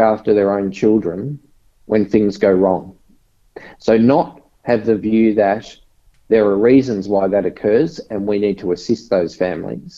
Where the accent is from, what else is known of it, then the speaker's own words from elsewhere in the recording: Logan City, Queensland, Australia; moved away; also born or lived in Victoria; I grew up in a very disadvantaged area in Brisbane. So grew up in the in a suburb called Woodridge, which is now part of Logan City